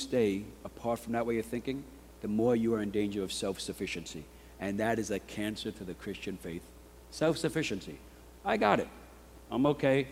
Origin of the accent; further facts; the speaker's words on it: New York, United States; I'm a New Yorker